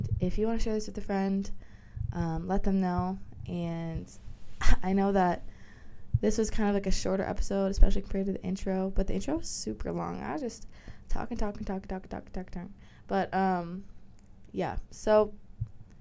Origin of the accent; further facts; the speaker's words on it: Minnesota, United States; I'm from Minnesota